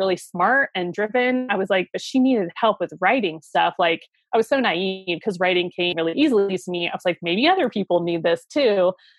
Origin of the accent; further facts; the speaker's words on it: Ohio, United States; moved away as an adult; also born or lived in Seattle; I moved back to my home state of Ohio